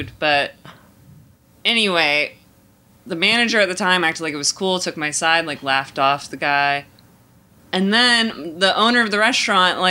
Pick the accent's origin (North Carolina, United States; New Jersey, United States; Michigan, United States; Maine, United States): North Carolina, United States; Greensboro; I grew up in North Carolina in Greensboro